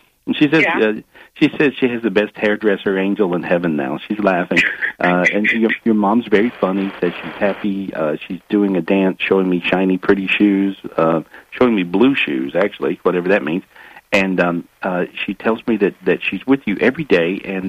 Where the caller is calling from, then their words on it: North Carolina, United States; I'm in North Carolina. It's really pretty.